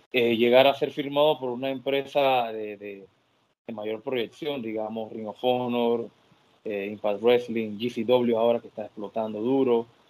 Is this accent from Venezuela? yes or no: no; Panama; yo soy la franquicia de Panamá.